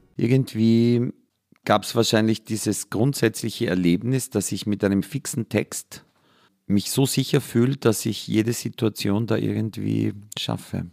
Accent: Austria; ich bin an der Grenze von drei Vierteln aufgewachsen, nämlich Waldviertel, Mostviertel und Mühlviertel

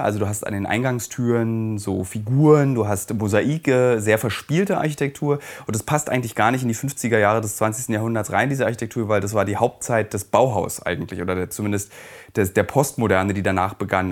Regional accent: East Germany, Germany; als Ossi

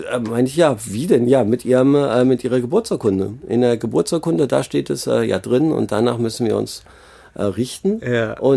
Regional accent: Germany; ich bin ja Deutscher, wollte nach Berlin einreisen, das ist easy

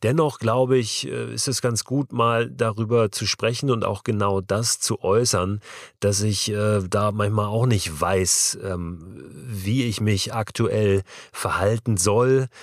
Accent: Germany; als Deutsche aus einer Generation

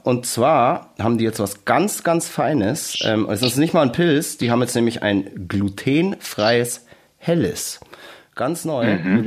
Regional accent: Bavaria, Germany; als Bayer

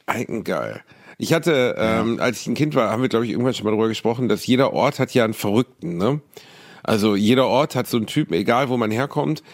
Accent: Gelsenkirchen, North Rhine-Westphalia, Germany; in meiner Heimat in Gelsenkirchen

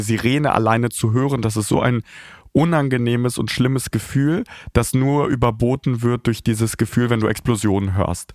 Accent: Kharkiv, Kharkiv Oblast, Ukraine; now in Kyiv, Ukraine; Kharkiv, meine Geburtsstadt

